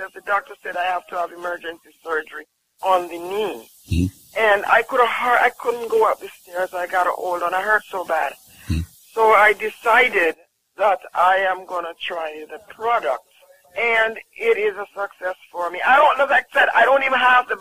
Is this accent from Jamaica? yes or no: yes; Jamaica